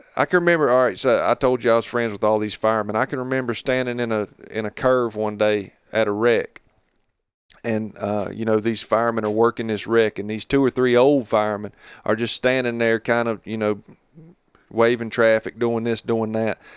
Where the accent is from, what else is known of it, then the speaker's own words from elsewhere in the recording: Catawba River Basin, North Carolina, United States; moved away as an adult; now in Jackson County, North Carolina, United States; I grew up down around the Catawba River Basin, you know, where all my family's been, you know, for forever